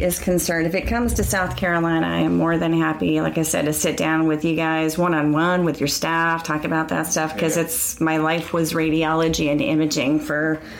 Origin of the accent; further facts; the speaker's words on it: Ireland; I'm Irish, so, you know, we can talk about anything forever.